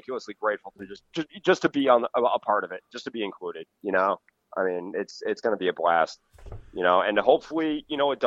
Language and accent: English; Cape Cod, Massachusetts, United States; now in Connecticut, United States; I grew up on Cape Cod, you know, super rich, elitist Cape Cod